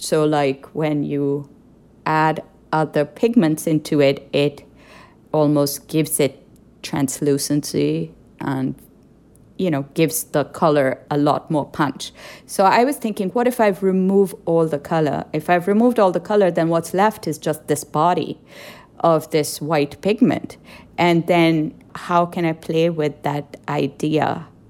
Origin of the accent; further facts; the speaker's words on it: Pakistan; moved away; as a visual artist growing up in Pakistan